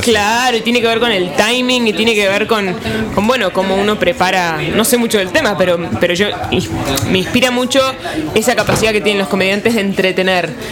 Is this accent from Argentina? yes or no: yes; Buenos Aires, Argentina; soy de Buenos Aires, eh, Argentina